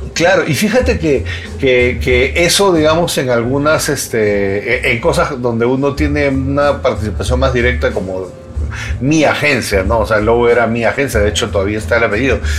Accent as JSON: {"language": "Spanish", "country": "Peru", "also_born_or_lived": "Colombia", "moved": "yes", "lives_now": "Mexico City, Mexico", "said": "había regresado a, mi país y, estando en mi país, después de 24 años que no vivía allá"}